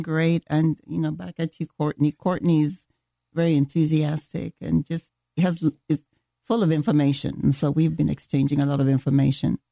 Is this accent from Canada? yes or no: no; Kenya; moved away; I am from Kenya